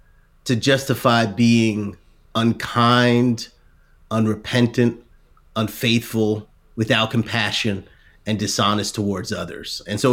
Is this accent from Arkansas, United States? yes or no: no; New Jersey, United States; but I'm from Jersey, and more than once I might have called someone an idiot in my mind